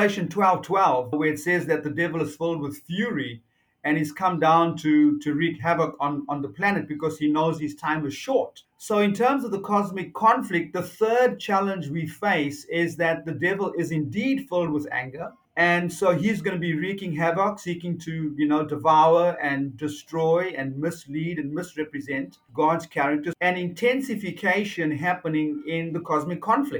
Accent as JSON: {"language": "English", "country": "South Africa", "tie": "born or raised there", "also_born_or_lived": "New Zealand / Avondale, Australia", "moved": "as an adult", "lives_now": "Australia", "said": "Originally, I'm from South Africa. Yes. Born and raised in South Africa."}